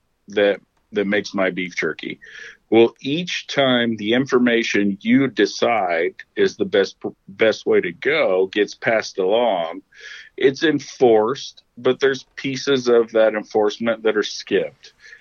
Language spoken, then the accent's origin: English; Oklahoma, United States; moved away; I'm from Oklahoma